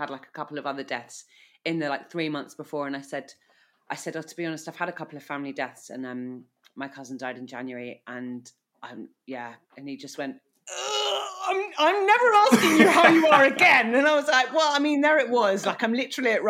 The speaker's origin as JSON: {"language": "English", "country": "United Kingdom", "said": "as a Brit"}